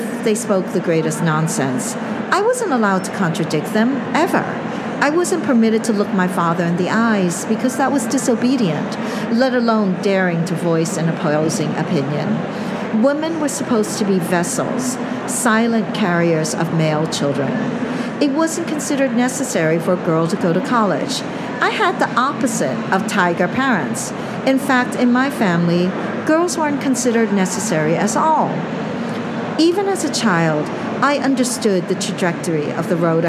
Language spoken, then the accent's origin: English; New York, United States; also born or lived in Hong Kong; I moved from Hong Kong to Brooklyn when I was 5 years old, and we lived in a rat-infested, roach-infested apartment